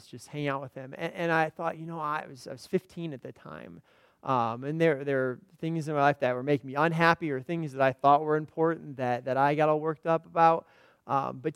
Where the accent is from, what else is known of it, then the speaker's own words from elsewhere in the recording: Indiana, United States; moved away as an adult; also born or lived in central Illinois; now in Illinois, United States; I grew up in Indiana. I've lived in central Illinois here for the last 10 years